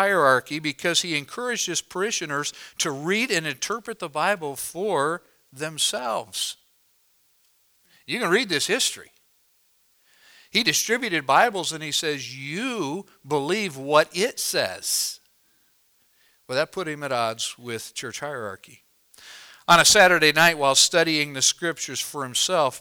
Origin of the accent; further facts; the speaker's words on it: Illinois, United States; where I was raised in Illinois